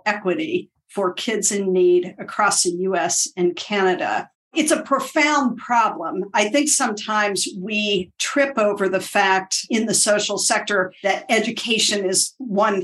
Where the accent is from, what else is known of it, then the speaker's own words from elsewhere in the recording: Appalachia, United States; moved away; also born or lived in Washington, D.C.; I was raised in Appalachia, which is a rural area in the United States